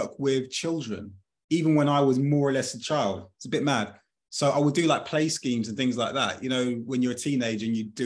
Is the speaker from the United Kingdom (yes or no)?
yes; United Kingdom; I was born in 1982 in the United Kingdom